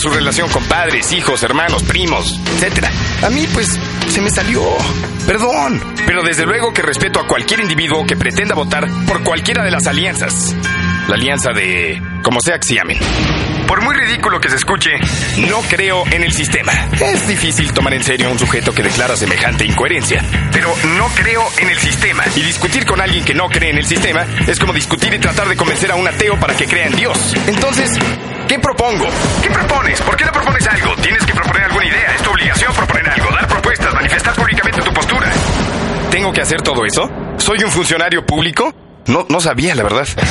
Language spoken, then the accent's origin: Spanish; Mexico